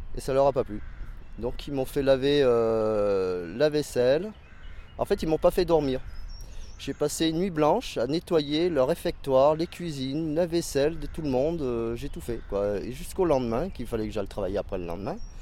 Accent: Besançon, Bourgogne-Franche-Comté, France; moved away; also born or lived in Valence; je suis né à Besançon

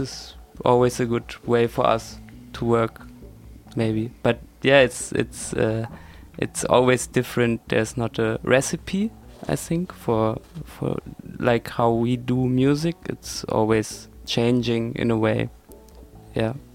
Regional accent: Hanover, Lower Saxony, Germany; moved away as an adult; also born or lived in Weimar; now in Leipzig, Germany; I'm living in Leipzig, but I'm originally from Hanover, where I went to school with Konstantin

